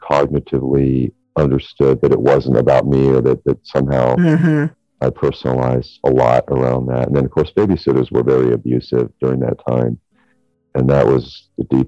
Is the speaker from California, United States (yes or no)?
yes; Santa Barbara, California, United States; I grew up in Santa Barbara, so we moved a few times